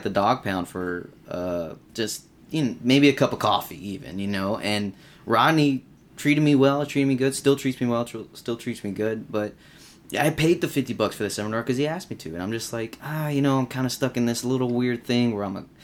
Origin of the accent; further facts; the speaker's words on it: Round Rock, Texas, United States; I grew up here in Austin, right? Well, I mean, in Round Rock